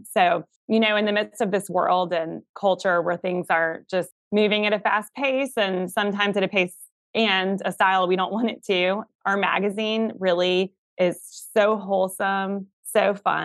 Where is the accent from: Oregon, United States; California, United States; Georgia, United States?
Georgia, United States; Atlanta; now in South Carolina, United States; I'm from Atlanta originally and now live in South Carolina